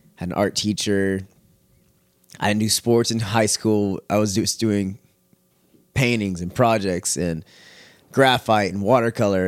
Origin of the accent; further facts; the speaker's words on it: Richmond, Texas, United States; also born or lived in Missouri City, Texas / Katy, Texas; I grew up in Richmond area